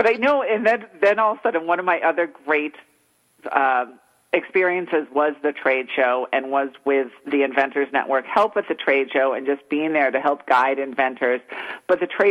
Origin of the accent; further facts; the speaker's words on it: East Coast, United States; moved away; I'm originally from the East Coast